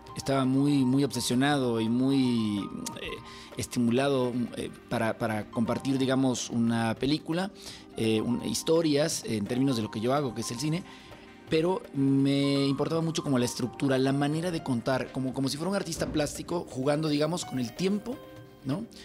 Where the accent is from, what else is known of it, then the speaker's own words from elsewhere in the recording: El Salvador; now in Mexico; yo soy nacido en El Salvador